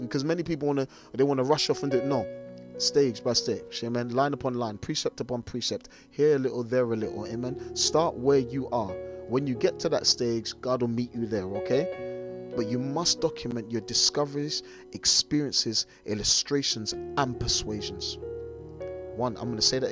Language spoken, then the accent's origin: English; London, United Kingdom; I'm a little black boy from South London